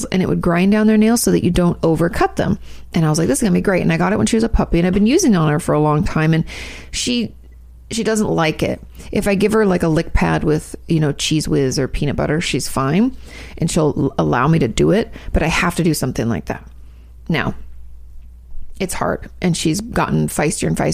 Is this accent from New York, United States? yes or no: no; California, United States; moved away as an adult; us Californians